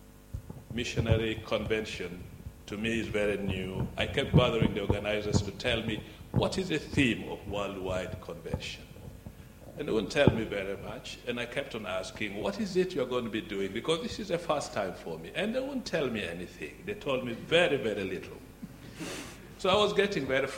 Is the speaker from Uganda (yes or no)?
yes; Uganda; I come from Uganda